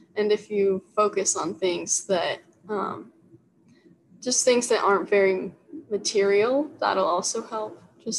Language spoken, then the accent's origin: English; Las Vegas, Nevada, United States; because I grew up in Vegas at one point too. So I'm just very familiar with the area and it feels like home.